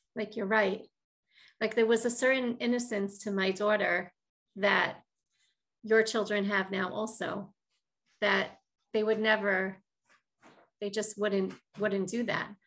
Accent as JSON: {"language": "English", "town": "Baltimore", "region": "Maryland", "country": "United States", "tie": "born or raised there", "moved": "as an adult", "lives_now": "Far Rockaway, United States", "said": "I'm from originally from Baltimore, Maryland"}